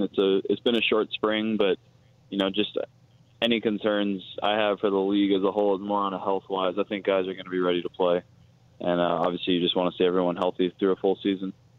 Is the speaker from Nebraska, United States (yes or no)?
no; Oakland, California, United States; I'm from Oakland